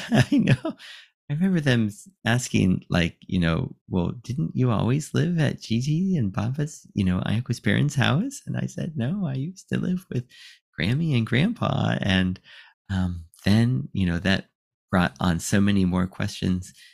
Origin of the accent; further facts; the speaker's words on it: United States; moved away as an adult; now in Japan; I'm from America